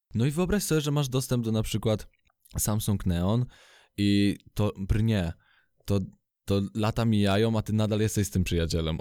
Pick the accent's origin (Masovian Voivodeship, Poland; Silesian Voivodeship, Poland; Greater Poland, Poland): Masovian Voivodeship, Poland; Radom; jestem z Radomia